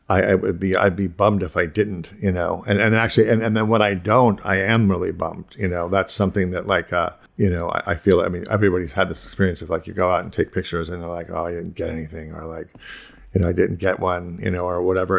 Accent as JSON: {"language": "English", "region": "Ohio", "country": "United States", "tie": "born or raised there", "also_born_or_lived": "Pittsburgh / Boston", "moved": "as an adult", "said": "I grew up in Ohio, and then I moved to, like, to Pittsburgh and Boston"}